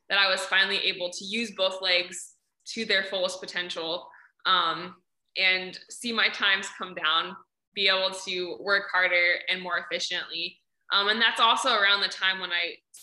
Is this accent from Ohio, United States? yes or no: yes; Ohio, United States; I'm from Ohio